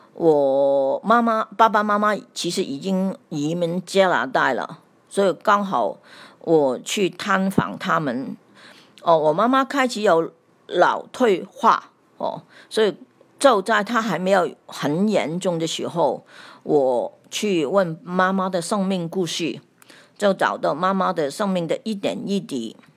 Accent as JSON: {"language": "Chinese", "country": "Hong Kong", "said": "我是来自香港的"}